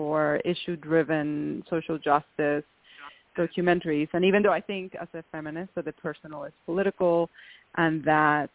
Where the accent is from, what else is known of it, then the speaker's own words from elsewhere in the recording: Venezuela; I come from the Venezuelan aristocracy